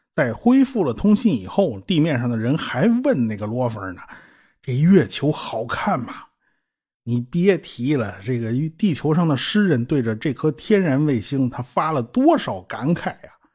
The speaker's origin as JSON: {"language": "Chinese", "country": "China", "said": "我们中国人呢，就是喜欢把月亮上的阴影区啊想象成一只兔子啊"}